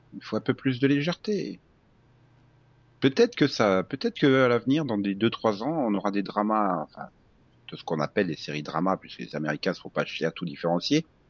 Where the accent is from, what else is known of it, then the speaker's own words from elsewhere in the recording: France; on est français